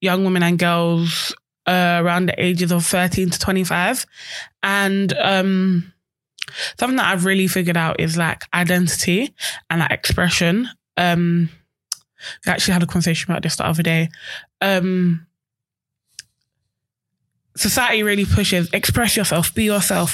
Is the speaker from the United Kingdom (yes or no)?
yes; London, United Kingdom; I grew up in Peckham. I'm born and bred Peckham.